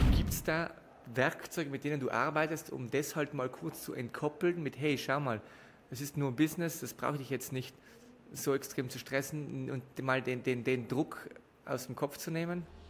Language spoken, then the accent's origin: German; South Tyrol, Trentino-Alto Adige, Italy; accent: South Tyrolean; unserem Südtiroler Dialekt